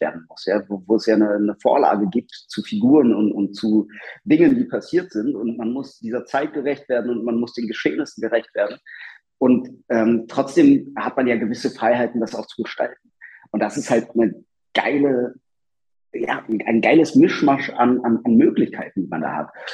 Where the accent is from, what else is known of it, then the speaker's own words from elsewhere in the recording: Berlin, Germany; Ich bin in Stegels aufgewachsen